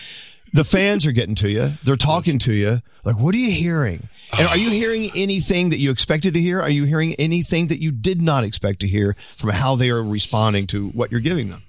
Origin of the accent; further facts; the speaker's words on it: Texas, United States; when I was growing up in Texas